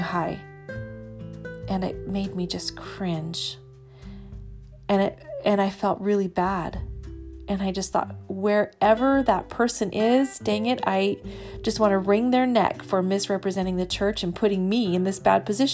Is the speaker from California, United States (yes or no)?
yes; Central California, United States; moved away as an adult; as a teenager growing up in Central California